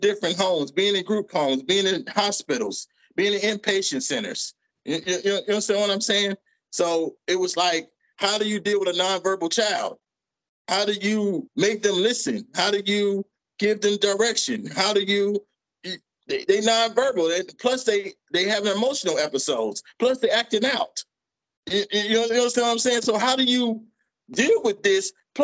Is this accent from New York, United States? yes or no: yes; New York City, New York, United States; growing up in Brooklyn, New York